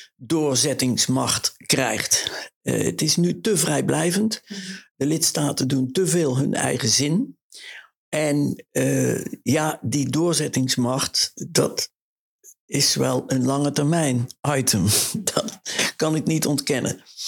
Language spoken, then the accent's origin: Dutch; Oss, North Brabant, Netherlands; moved away; also born or lived in The Hague / Brussels; mijn geboorteplaats Os